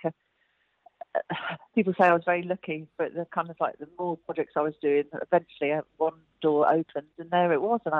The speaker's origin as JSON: {"language": "English", "country": "United Kingdom", "said": "I'm from Midlands"}